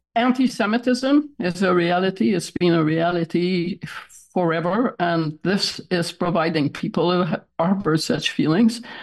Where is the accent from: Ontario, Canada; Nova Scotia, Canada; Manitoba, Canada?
Ontario, Canada; Toronto; now in Montreal, Canada; I was raised in Toronto